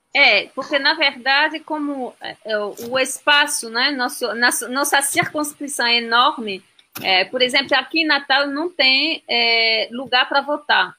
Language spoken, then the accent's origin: Portuguese; France; Portuguese is a second language; now in Brazil; Eu sou francesa